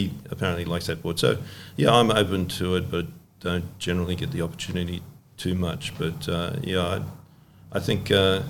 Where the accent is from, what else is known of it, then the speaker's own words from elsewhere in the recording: Australia; to do a good job as an Australian board maker and make a board that went well in Hawaii.